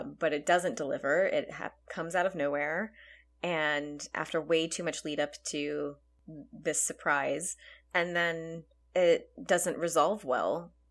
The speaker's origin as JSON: {"language": "English", "region": "Texas", "country": "United States", "tie": "born or raised there", "said": "we grew up in Texas where pinatas were a regular part of birthday celebrations"}